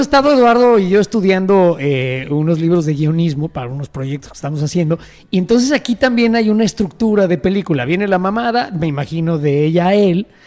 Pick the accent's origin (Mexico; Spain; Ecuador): Mexico; cosas que decimos los mexicanos